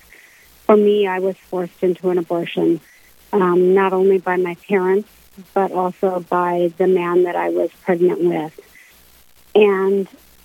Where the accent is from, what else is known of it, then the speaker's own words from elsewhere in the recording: Minot, North Dakota, United States; I moved to Minot when I was 4 years old